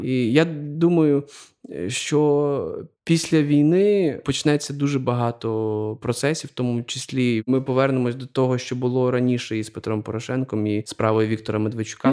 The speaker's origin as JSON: {"language": "Ukrainian", "region": "Galicia", "country": "Ukraine", "said": "я е, з Галичини, і я дуже багато напевно виховувався якихось таких церковних"}